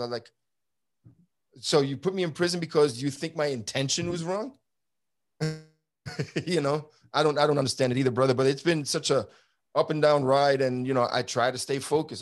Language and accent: English; New York City, New York, United States; now in Texas, United States; I grew up in Brooklyn, New York during the seventies and eighties